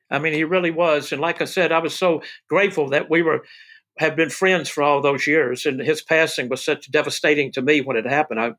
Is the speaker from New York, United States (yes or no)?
no; Memphis, Tennessee, United States; I said, I know, but I came from Memphis, and I want to do whatever they want me to do.